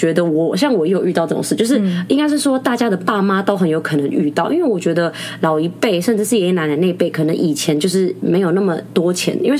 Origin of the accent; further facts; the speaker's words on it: Philippines; 哎，我是菲律宾人，不要笑。